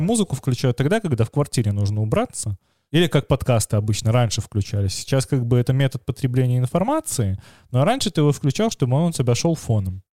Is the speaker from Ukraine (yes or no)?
no; Belarus; как белорусы мы хорошо понимаем украинский